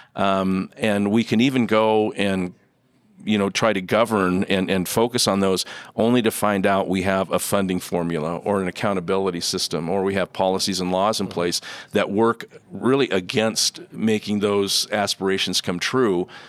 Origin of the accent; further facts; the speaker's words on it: Idaho, United States; the great state of Idaho, my home state